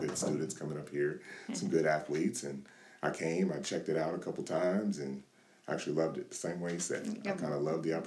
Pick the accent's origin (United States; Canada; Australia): United States; El Reno, Oklahoma; moved away as an adult; also born or lived in Europe; I'm originally from El Reno, Oklahoma